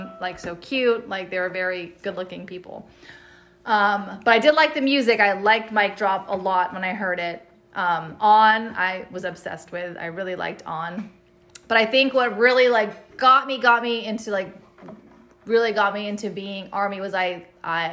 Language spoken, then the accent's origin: English; San Diego, California, United States; I'm born and raised in San Diego. I've lived here my whole life